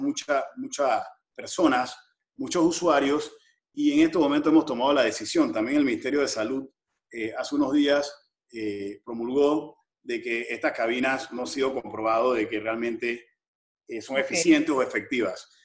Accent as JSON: {"language": "Spanish", "country": "Panama", "said": "como panameños"}